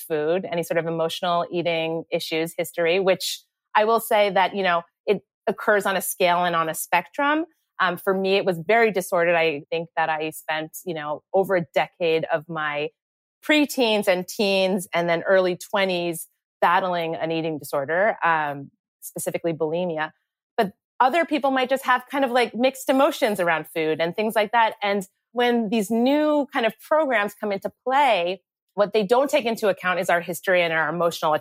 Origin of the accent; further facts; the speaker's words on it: United States; we grew up right outside New York City